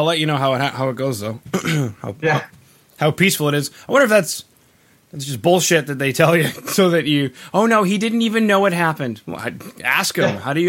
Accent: Canada; Being Canadian, we are home to one of the best like 25-minute songs ever

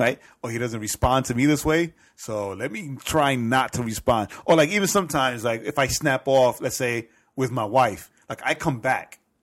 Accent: New York City, New York, United States; I grew up in Edgemere

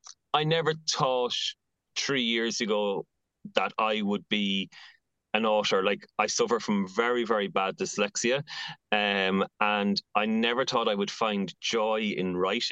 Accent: Athy, Leinster, Ireland; now in Dublin, Ireland; I've recently opened a pop-up shop in my hometown of Atai

